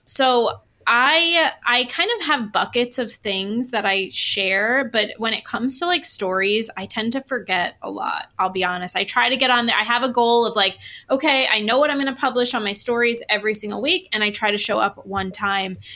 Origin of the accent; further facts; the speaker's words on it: New York, United States; I'm from New York. I'm Italian